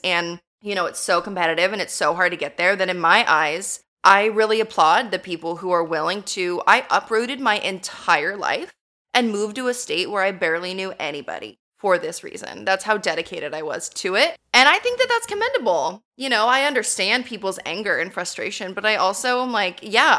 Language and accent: English; California, United States; now in Montana, United States; I am not born and raised in Montana. I moved to Montana. And so that was a big thing, that a California girl moved to Montana, won Miss Montana